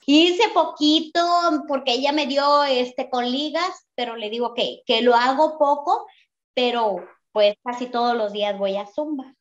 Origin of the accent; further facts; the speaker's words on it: Mexico; now in Phoenix, United States; vivo en Phoenix, pero yo soy mexicana